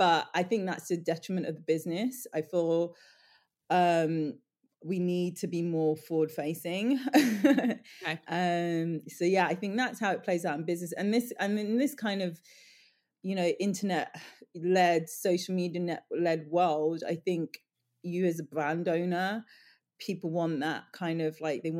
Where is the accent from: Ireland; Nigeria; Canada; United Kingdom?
United Kingdom; London; But I grew up in Northwest London, near Ladbroke Grove. My mum grew up in Ladbroke Grove. I'm all about Portobello Market. You know, I grew up going to Portobello Market, vintage shopping, secondhand.